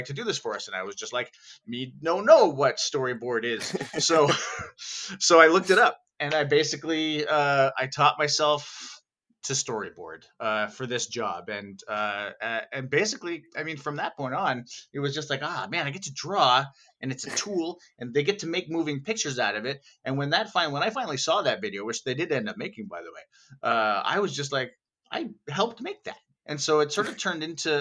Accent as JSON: {"language": "English", "town": "Thunder Bay", "region": "Ontario", "country": "Canada", "also_born_or_lived": "Toronto, Canada", "moved": "as an adult", "lives_now": "Vancouver, Canada", "said": "When I was 18, I moved from Thunder Bay, Ontario, to Toronto, Ontario, to go to school for music"}